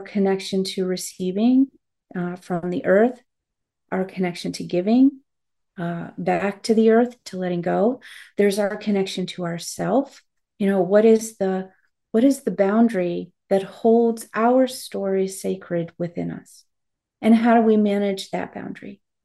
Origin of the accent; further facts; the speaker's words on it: United States; I am to have been born an American